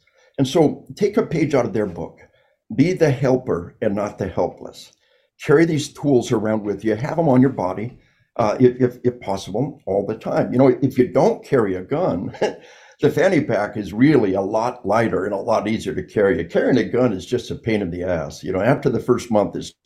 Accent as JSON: {"language": "English", "country": "United States", "said": "I'm an American."}